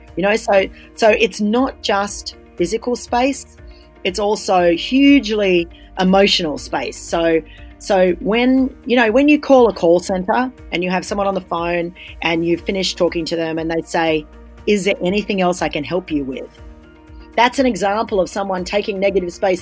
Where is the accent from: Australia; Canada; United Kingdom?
Australia; As an Australian